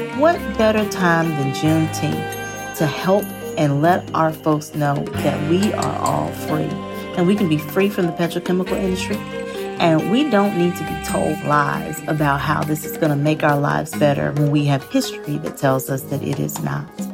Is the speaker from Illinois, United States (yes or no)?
no; Greenville, Mississippi, United States; my own hometown of Greenville, Mississippi. I was born and raised in the Mississippi Delta